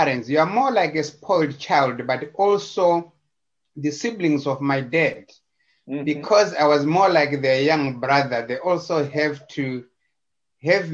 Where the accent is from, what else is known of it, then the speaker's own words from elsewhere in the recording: Zimbabwe; also born or lived in Chegutu, Zimbabwe; I was born in Zimbabwe in a small town called Chegutu in the central of Zimbabwe